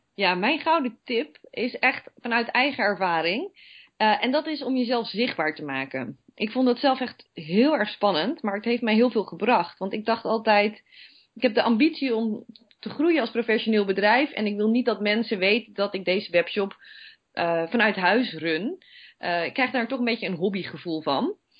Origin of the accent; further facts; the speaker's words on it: Netherlands; we zijn toch Nederlanders